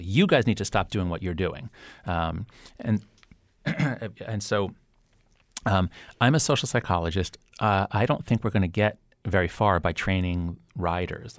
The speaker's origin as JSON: {"language": "English", "country": "United States", "said": "my sense of pride in being an American"}